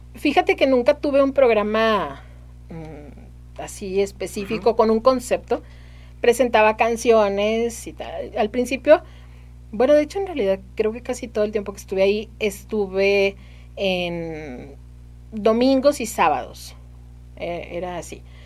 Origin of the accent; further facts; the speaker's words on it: Saltillo, Coahuila, Mexico; Soy de aquí de Saltillo